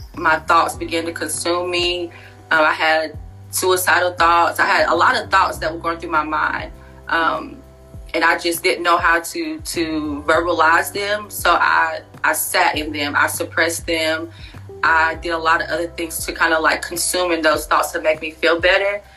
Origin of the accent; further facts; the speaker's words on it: Wilson, North Carolina, United States; moved away as an adult; also born or lived in Fayetteville, North Carolina / Pembroke, North Carolina; now in Charlotte, United States; I am originally from Wilson, North Carolina